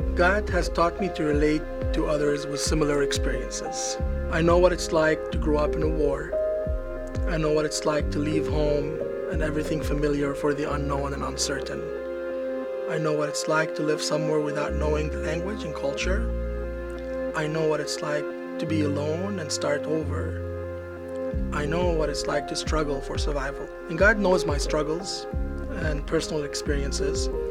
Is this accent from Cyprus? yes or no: yes; Cyprus; also born or lived in Beirut, Lebanon; now in United States; I grew up in Cyprus